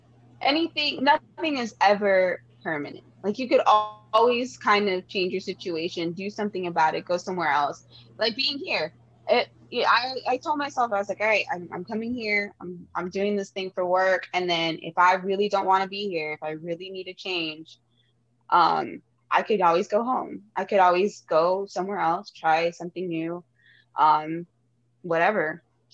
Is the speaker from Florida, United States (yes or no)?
yes; Florida, United States; also born or lived in Toronto; I always tell people, oh, I'm from Miami, blah, blah, blah. I'm really not. I'm actually of South Florida. Yeah. But we moved around there too. But I was born in Toronto. My mom's Cuban.